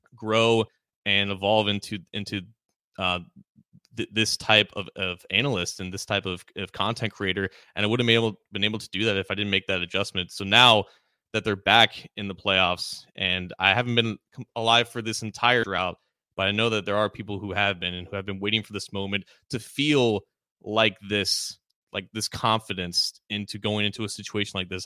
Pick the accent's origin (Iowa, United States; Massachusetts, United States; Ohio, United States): Ohio, United States; Cincinnati; my hometown team and my friends there.